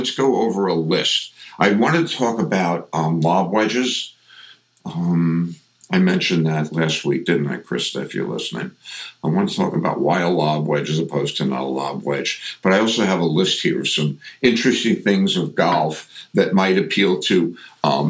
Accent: New York, United States; accent: New York; I get very New York.

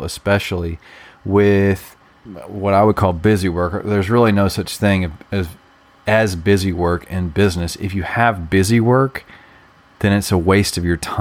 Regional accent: Alabama, United States; I'm also from Alabama too

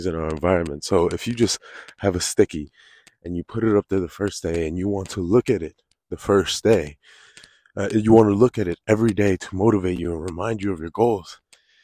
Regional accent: Connecticut, United States; now in South Florida, United States; I grew up in Connecticut

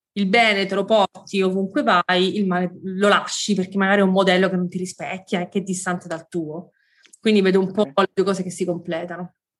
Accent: Sicily, Italy; moved away as an adult; also born or lived in Rome; io sono siciliana, mi sono mm, poi spostata a Roma dove ho frequentato l'università

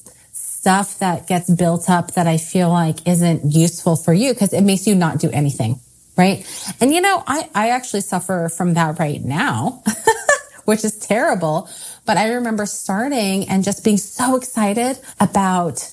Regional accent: Silicon Valley, California, United States; I grew up in the Silicon Valley

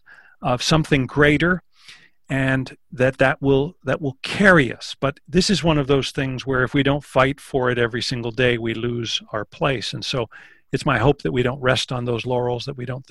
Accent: Canada; one of the ways we define ourselves is by saying that we're not American.

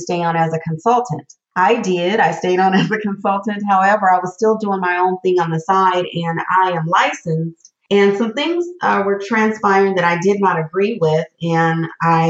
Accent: Southern California, United States; I am a native Southern California girl

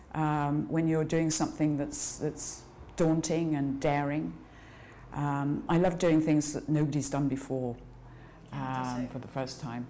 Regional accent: Edinburgh, Scotland, United Kingdom; moved away as an adult; I was born in Edinburgh. Uh, my parents had just moved up there from England

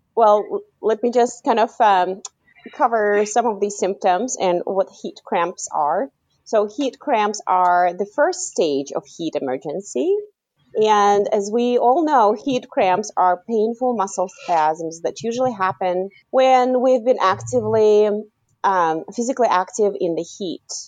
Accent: Kazakhstan; moved away; I was born in Kazakhstan, and um, growing up, you know, in the '90s in Kazakhstan

